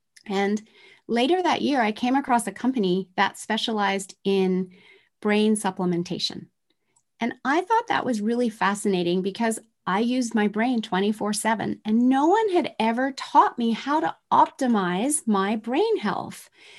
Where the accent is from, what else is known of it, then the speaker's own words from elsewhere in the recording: Tokyo, Japan; I grew up in Tokyo, Japan in the 1970s, where manufacturing plants were spewing toxins.